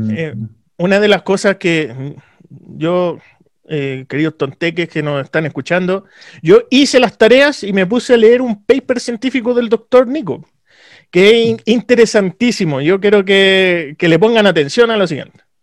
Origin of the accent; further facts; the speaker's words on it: Santiago, Santiago Metropolitan Region, Chile; de donde vengo yo, por ejemplo, Cerro Navia, Pudahuel, Renca